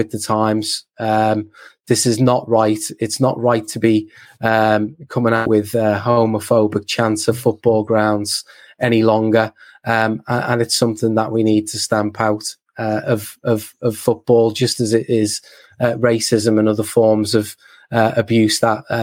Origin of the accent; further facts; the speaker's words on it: Liverpool, North West England, United Kingdom; moved away as an adult; also born or lived in London; even as a Scouser